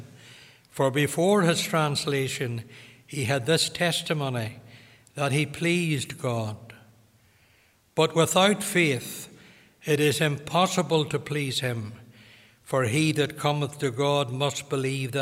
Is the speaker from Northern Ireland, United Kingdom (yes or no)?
yes; Limavady, Northern Ireland, United Kingdom; I'm from Limavady